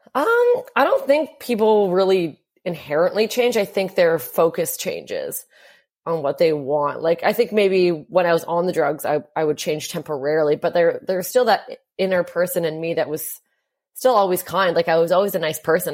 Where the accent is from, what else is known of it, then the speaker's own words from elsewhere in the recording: Hamilton, Ontario, Canada; I grew up in a town called Hamilton, Ontario, and that was about an hour outside